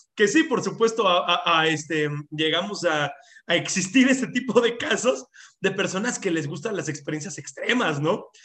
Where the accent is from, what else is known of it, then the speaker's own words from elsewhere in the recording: Mexico; en México y en gran parte de nuestra cultura